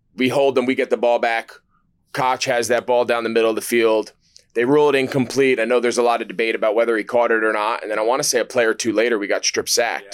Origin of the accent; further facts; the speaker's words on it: New Jersey, United States; now in Charlotte, United States; I grew up in New Jersey, so I grew up in Giants country